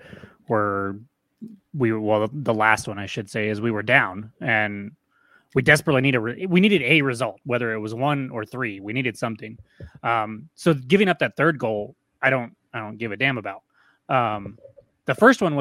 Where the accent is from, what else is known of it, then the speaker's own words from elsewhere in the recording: New Mexico, United States; we're from New Mexico